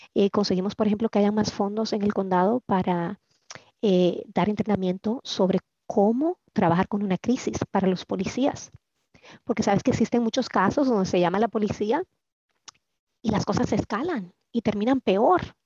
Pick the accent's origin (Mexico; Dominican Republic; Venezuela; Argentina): Dominican Republic; now in Maryland, United States; soy originalmente de la República Dominicana aunque ya tengo 30 años de vivir aquí en Maryland